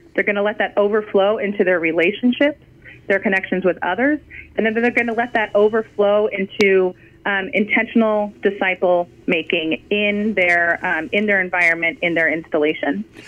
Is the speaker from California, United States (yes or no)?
yes; California, United States; moved away as an adult; also born or lived in Fort Hood, Texas; we moved from California, where we, you know, were born and raised and went to college and were starting our life.